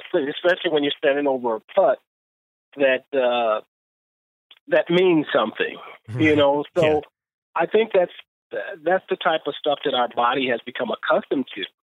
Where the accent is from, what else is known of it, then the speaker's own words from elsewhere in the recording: Los Angeles, California, United States; when I was growing up in South Central Los Angeles, golf was never on the radar.